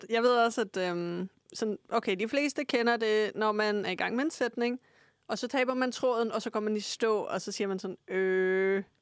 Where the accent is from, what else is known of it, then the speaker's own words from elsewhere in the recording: Frederiksberg, Capital Region of Denmark, Denmark; now in Lyngby, Denmark; jeg er fra Frederiksberg, øh, og nu bor jeg op i Nordsjælland